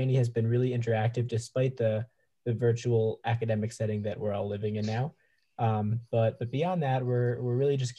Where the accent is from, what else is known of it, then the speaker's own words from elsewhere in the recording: Yardley, Pennsylvania, United States; I'm originally from Yardley, Pennsylvania, which is actually where I am now